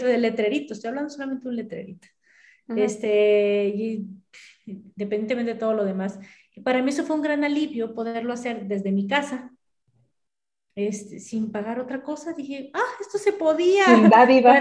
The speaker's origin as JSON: {"language": "Spanish", "country": "Mexico", "said": "así somos los mexicanos"}